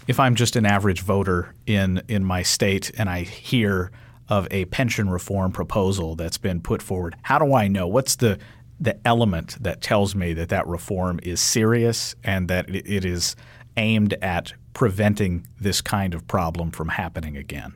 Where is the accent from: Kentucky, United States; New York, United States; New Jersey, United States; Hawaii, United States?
Kentucky, United States; I'm from Kentucky